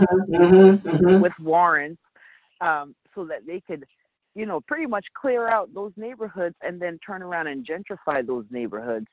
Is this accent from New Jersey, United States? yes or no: yes; New Jersey, United States; being a kid growing up in Jersey